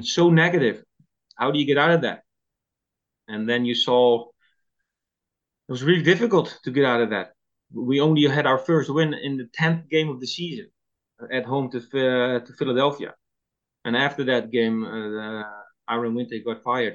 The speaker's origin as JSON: {"language": "English", "country": "Netherlands", "also_born_or_lived": "Toronto, Canada", "second_language": "English", "moved": "as an adult"}